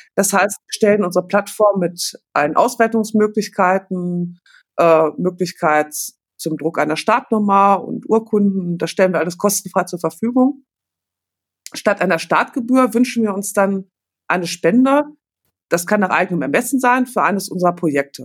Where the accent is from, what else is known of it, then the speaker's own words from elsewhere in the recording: Paderborn, North Rhine-Westphalia, Germany; Ich komme aus Paderborn